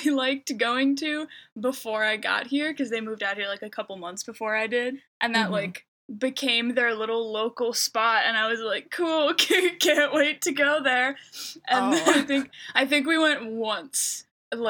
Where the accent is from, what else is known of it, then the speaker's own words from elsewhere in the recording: Clarkston, Michigan, United States; moved away as an adult; now in Burbank, United States; I'm from Michigan, born and raised in like the like Clarkston zone